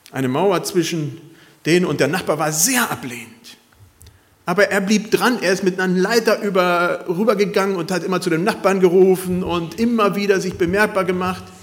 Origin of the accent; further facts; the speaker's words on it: Costa Rica; es hat mich gewundert von Leuten, die ich als Kind in Costa Rica kannte